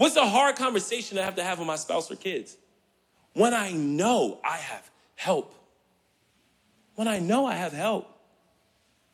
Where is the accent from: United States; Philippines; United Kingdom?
United States; Richmond, Virginia; now in Kalamazoo, United States; Growing up here in Richmond, inner city